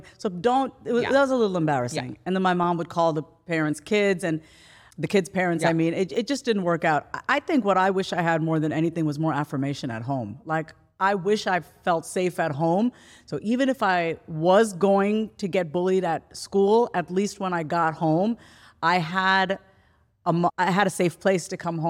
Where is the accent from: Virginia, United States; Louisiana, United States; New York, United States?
New York, United States; I'm from New York